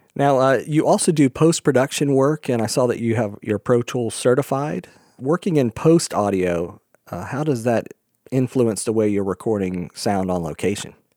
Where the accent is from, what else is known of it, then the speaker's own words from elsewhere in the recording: Florida, United States; moved away; also born or lived in New York; growing up in Florida